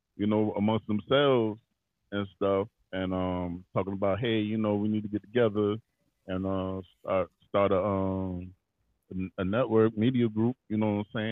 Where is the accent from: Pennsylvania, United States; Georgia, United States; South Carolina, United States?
South Carolina, United States; Charleston; Born and raised in Charleston, South Carolina.